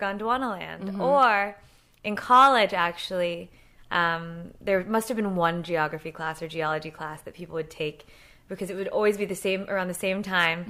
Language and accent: English; Los Angeles, California, United States; I was born and raised, I was born in Tarzana. What? I know. And then raised here in LA, so it's rare.